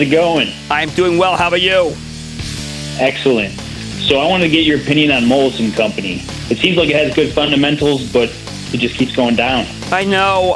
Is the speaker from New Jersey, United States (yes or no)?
yes; New Jersey, United States; my home state, New Jersey